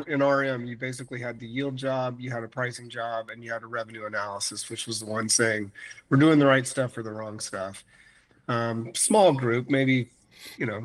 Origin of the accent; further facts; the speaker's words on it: Florida, United States; moved away as an adult; also born or lived in Minnesota; now in Phoenix, United States; I couldn't deal with Minnesota since growing up in Florida